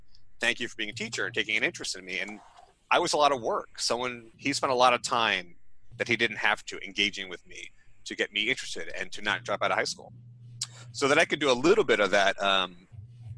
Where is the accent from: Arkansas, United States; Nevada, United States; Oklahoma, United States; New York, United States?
New York, United States; Long Island; I grew up on Long Island, which is sort of conservative